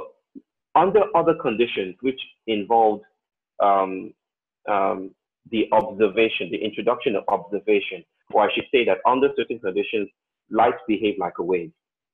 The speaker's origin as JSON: {"language": "English", "country": "Nigeria", "tie": "born or raised there", "said": "I grew up in Nigeria, most of the time in Nigeria"}